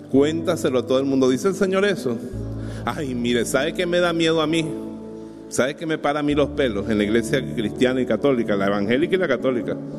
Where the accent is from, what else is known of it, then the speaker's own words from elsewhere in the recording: Bejuma, Carabobo, Venezuela; en mi pueblo, en Bejuma